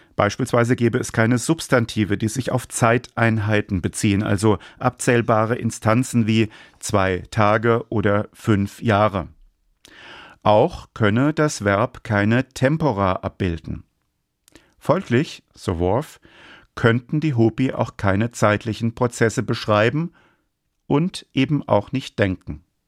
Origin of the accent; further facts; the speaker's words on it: Germany; als Deutscher